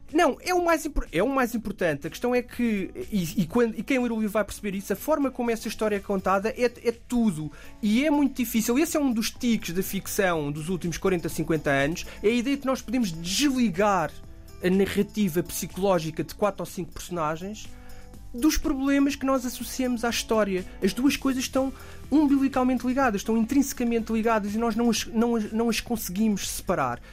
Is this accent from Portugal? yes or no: yes; Oeiras, Lisbon, Portugal; also born or lived in Beira Baixa; eu cresci na, em, em Oeiras